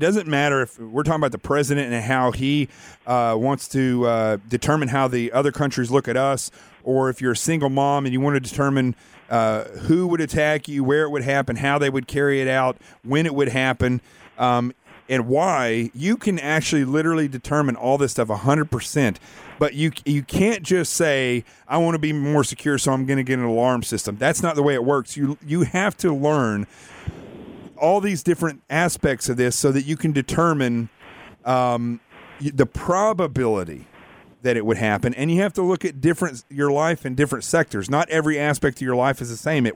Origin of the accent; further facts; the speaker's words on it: Yellville, Arkansas, United States; I grew up in Yellville as well